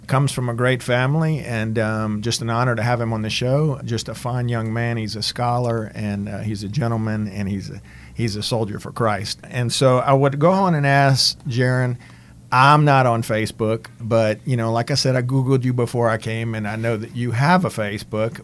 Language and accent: English; Cajun country, Louisiana, United States; being from Cajun country. I know a lot of us speak French